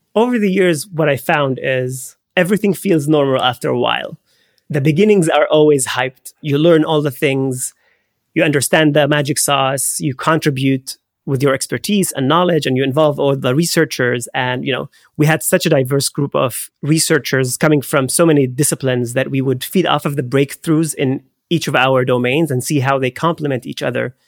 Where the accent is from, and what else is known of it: Haifa, Haifa District, Israel; born or raised there; moved away